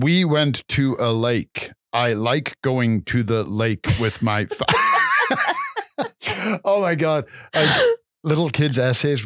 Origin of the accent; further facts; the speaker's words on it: England, United Kingdom; also born or lived in Calgary, Canada; now in Canada; I'm originally from England and I've been in Canada for a number of years